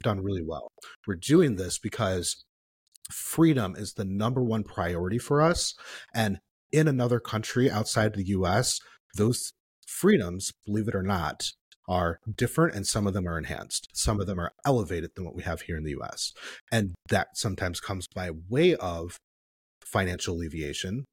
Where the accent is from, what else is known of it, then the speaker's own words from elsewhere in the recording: Midwest, United States; me being up here as a Midwesterner